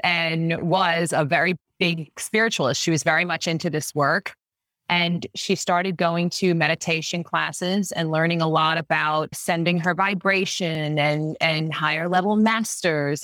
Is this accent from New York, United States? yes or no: yes; Long Island, New York, United States; I grew up on Long Island and everyone around me was Catholic